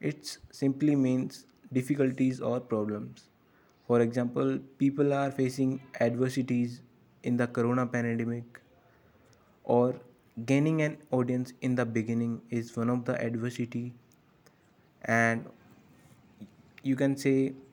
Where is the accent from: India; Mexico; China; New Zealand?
India; North India; English is a second language; I'm from North India